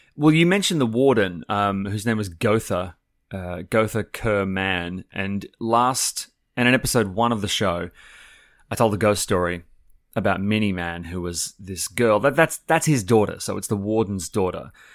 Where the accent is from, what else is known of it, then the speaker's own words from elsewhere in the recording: Australia; part of being Australian is being very much aware of the whole convict thing